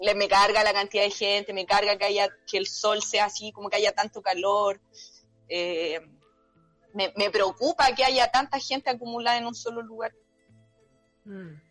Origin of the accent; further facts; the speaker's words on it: San Antonio, Valparaíso, Chile; Toda la vida, nací en el hospital Claudio Vicuña, vivo en San Antonio